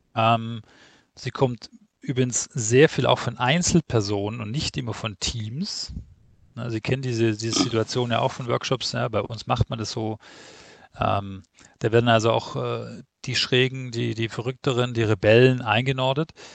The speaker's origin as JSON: {"language": "German", "town": "Stuttgart", "region": "Baden-Württemberg", "country": "Germany", "said": "ich komme ja offensichtlich aus Stuttgart"}